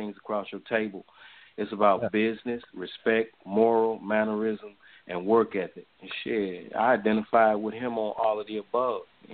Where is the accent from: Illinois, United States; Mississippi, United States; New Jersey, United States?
Mississippi, United States; moved away; I'm from Mississippi originally.